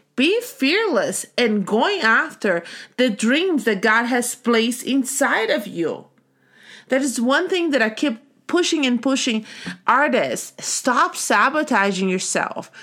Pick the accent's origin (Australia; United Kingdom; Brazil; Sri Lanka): Brazil; moved away as an adult; now in United States; I grew up in Brazil